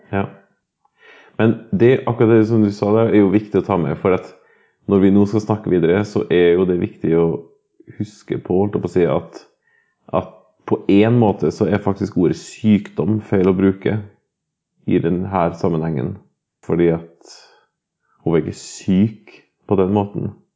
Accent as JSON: {"language": "Norwegian", "country": "Norway", "tie": "born or raised there", "said": "har altså bodd på Hval videregående skole, hvor jeg er født og oppvokst"}